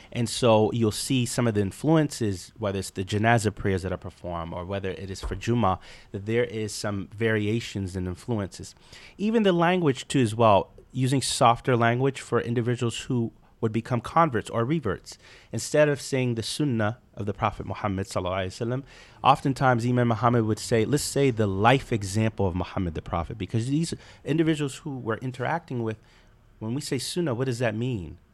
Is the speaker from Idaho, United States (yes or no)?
no; Charleston, South Carolina, United States; growing up in Charleston, South Carolina